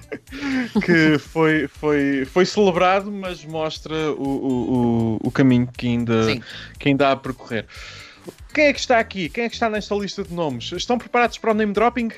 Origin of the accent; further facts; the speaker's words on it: Centro region of Portugal, Portugal; região centro do país, que é uma região belíssima e de onde eu sou natural